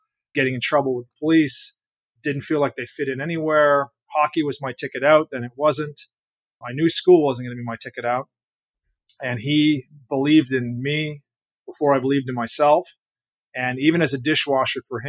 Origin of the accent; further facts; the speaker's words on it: Canada; moved away; 12 years old, growing up in Canada